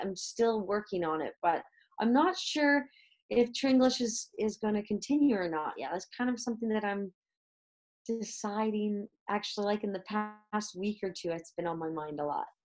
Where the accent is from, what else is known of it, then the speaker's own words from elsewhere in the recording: Canada; moved away as an adult; now in Madrid, Spain; born and raised in Canada